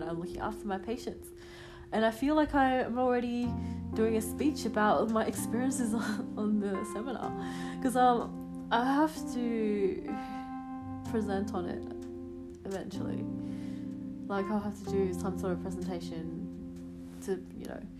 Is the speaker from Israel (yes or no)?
no; Adelaide, South Australia, Australia; now in Melbourne, Australia; I'm from Adelaide normally